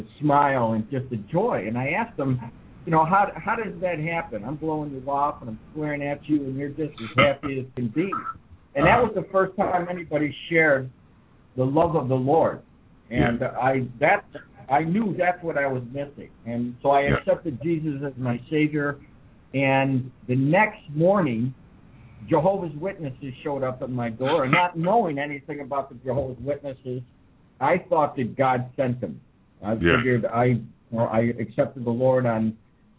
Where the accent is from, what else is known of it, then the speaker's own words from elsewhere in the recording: New York, United States; moved away as an adult; also born or lived in California; I was raised in New York